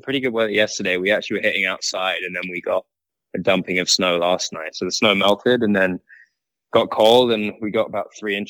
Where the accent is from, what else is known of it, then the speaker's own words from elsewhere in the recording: Woking, South East England, United Kingdom; Yeah, it was exactly that for me. My dad's a big golfer, and I actually live, so my house is off the 18th green at Woking Golf Cl